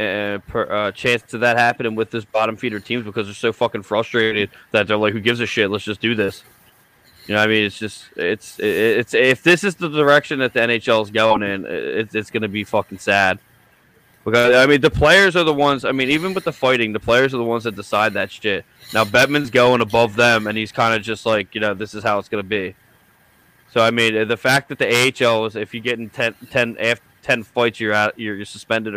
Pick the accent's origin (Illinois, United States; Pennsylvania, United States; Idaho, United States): Pennsylvania, United States; Philadelphia; being from Philly. It's not a coincidence that we're from Philly